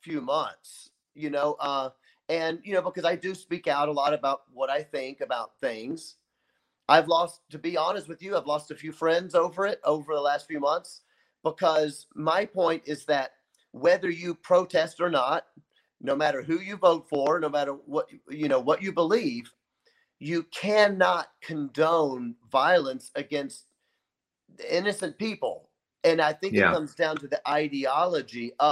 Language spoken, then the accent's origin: English; Memphis, Tennessee, United States; now in Kenosha, United States; I'm from Memphis, Tennessee, which is quite a racist place